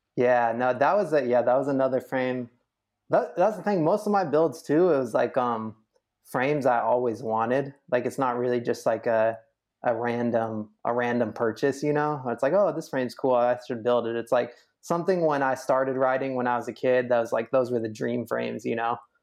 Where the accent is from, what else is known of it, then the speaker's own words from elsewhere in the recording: Sacramento, California, United States; growing up in Sacramento